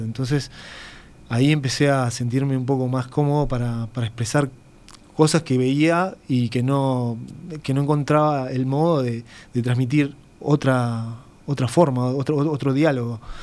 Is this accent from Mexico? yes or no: no; Uruguay; moved away as an adult; soy uruguayo, que me gusta mi cultura y mis raíces